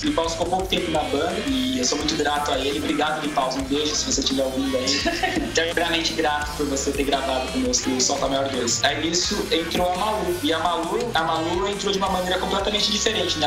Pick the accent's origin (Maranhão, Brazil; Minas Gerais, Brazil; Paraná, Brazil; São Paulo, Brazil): São Paulo, Brazil; Osasco; Eu sou de Osasco